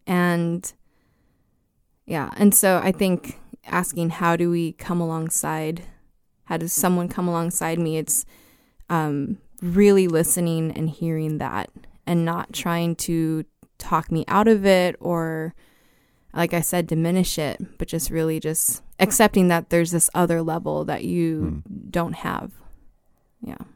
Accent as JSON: {"language": "English", "town": "El Paso", "region": "Texas", "country": "United States", "tie": "born or raised there"}